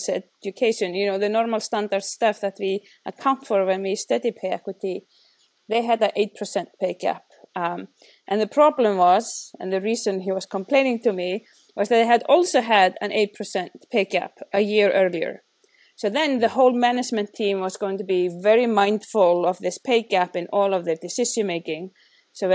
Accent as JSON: {"language": "English", "country": "Iceland", "moved": "yes", "said": "I'm from Iceland"}